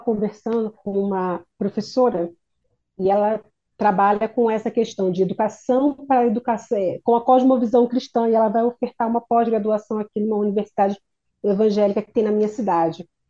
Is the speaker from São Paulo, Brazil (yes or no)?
no; Duque de Caxias, Rio de Janeiro, Brazil; moved away; Eu sou de Caxias